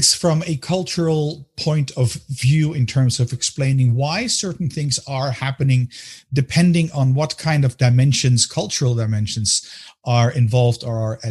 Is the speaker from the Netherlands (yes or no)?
yes; Amsterdam, North Holland, Netherlands; moved away as an adult; also born or lived in United States; now in Belgium; I'm a Dutchman as well, born and raised in Amsterdam